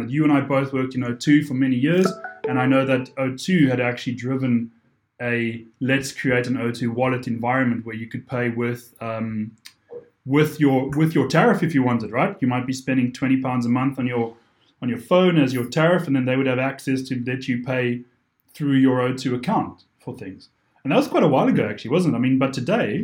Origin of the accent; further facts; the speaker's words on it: South Africa; moved away; being South African originally